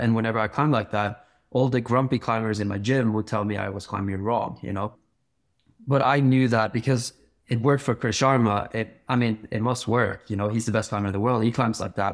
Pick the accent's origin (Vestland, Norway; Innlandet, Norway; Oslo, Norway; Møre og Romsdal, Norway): Vestland, Norway; Bergen; I grew up climbing in Bergen